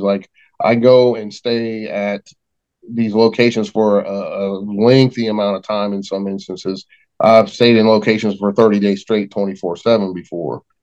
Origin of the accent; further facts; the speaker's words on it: West Virginia, United States; we're all from West Virginia